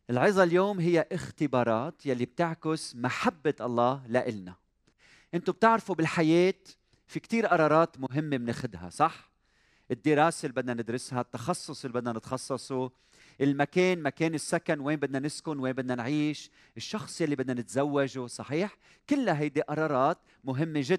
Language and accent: Arabic; Iraq; accent: Iraqi; now in Lebanon; أنا من العراق من العراق